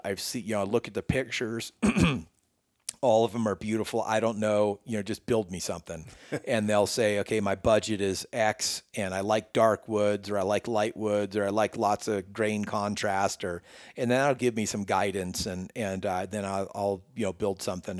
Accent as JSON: {"language": "English", "region": "Northern California", "country": "United States", "tie": "born or raised there", "moved": "as an adult", "lives_now": "Colorado, United States", "said": "born and raised in Northern California my whole life"}